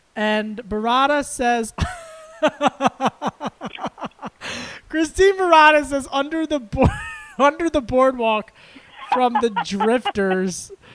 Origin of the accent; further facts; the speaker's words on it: Philadelphia, Pennsylvania, United States; Philadelphia, my hometown, the birthplace of democracy